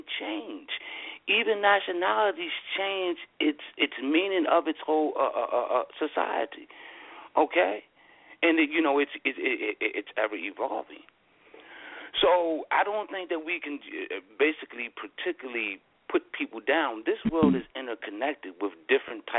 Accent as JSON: {"language": "English", "country": "United States", "said": "I'm also an American"}